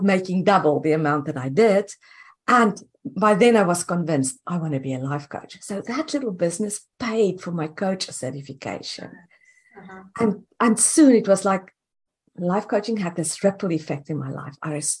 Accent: South Africa; moved away as an adult; now in United States; I'm originally from South Africa

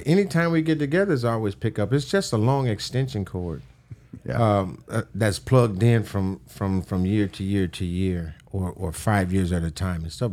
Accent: Los Angeles, California, United States; I'm from Los Angeles

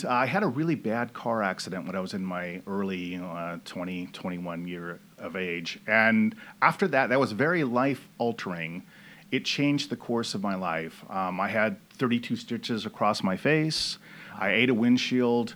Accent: Fresno, California, United States; moved away as an adult; also born or lived in Sacramento, California; I moved to Fresno when I was 5 years old. And so, you know, all of the time that I grew up was always around Fresno and Clovis

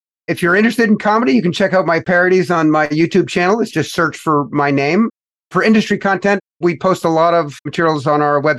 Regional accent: Canada; now in United States; In particular, here in the United States of America, because I came from Canada, the premise that a lot of folks that adopt the capitalist way of life aspire to is get rich as fast as possible.

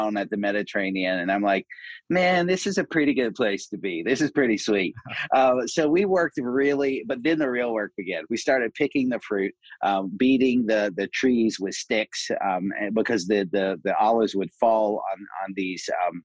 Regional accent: Asheville, North Carolina, United States; I'm from Asheville, North Carolina, so I grew up in the South

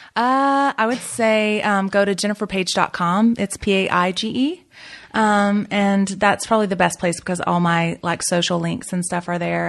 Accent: the South, United States; I'm from the South

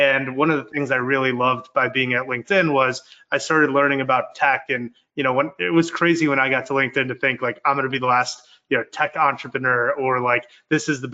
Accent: Glenview, Illinois, United States; I grew up in Glenview, Illinois

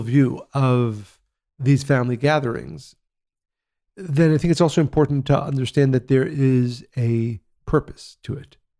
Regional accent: Israel; growing up in Israel, in the seventies and eighties

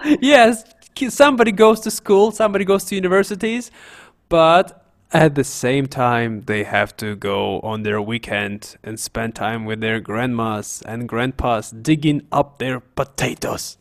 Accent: Siberia, Russia; I'm from Siberia, as you know, guys. So we say "cho."

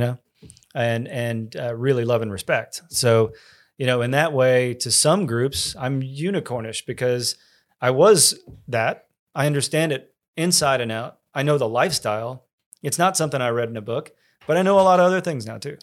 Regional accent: College Station, Texas, United States; I grew up in College Station

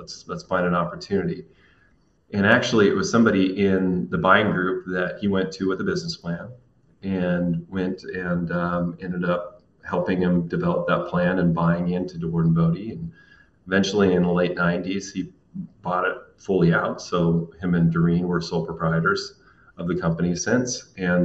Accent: Lynden, Washington, United States; I am born and raised in Linden, Washington.

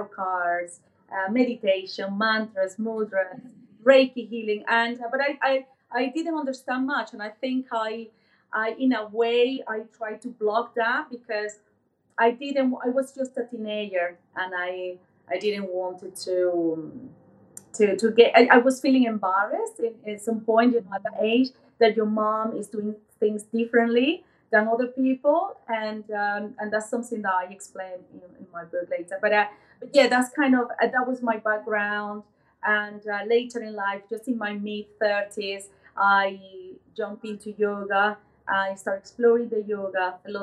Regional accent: Venezuela; moved away as an adult; now in United Kingdom; I was born in Venezuela, so I'm originally from Latin America. Moved into the UK about 20 years ago

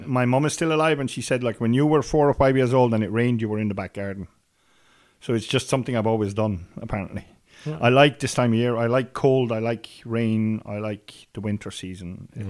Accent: Brussels, Brussels-Capital Region, Belgium; now in Ireland; And I'm a city boy, like, I grew up in Brussels.

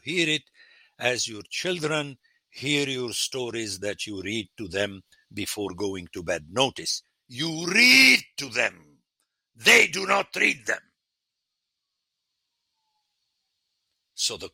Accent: Lebanon; moved away; when I grew up in Lebanon

